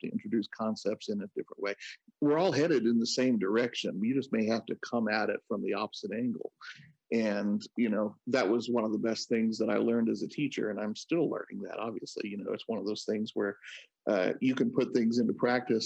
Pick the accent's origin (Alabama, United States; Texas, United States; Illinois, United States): Illinois, United States; Southern; also born or lived in New York / Louisiana; now in Seattle, United States; I'm from Southern Illinois originally